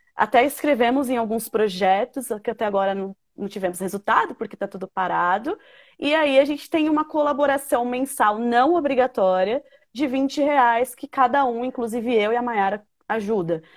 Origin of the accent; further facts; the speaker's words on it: Brazil; eu sou da Zona Norte